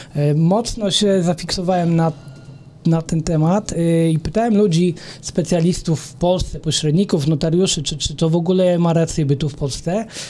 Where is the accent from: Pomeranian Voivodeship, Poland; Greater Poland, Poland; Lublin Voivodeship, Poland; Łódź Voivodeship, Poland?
Łódź Voivodeship, Poland; Sieradz; w mieście, w gminie Sierad, skąd, skąd jestem